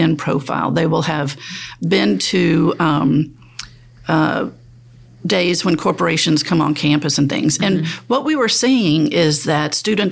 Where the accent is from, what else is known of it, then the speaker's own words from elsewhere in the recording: New Orleans, Louisiana, United States; I grew up in New Orleans, played the trombone, and I have played with Wynton Marsalis